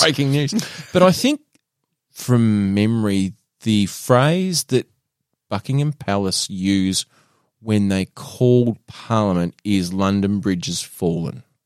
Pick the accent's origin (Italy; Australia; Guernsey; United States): Australia; also born or lived in Burnie, Tasmania; we are white Australian males